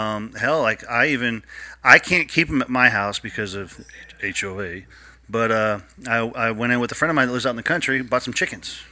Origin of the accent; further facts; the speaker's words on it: Ohio, United States; I grew up in Ohio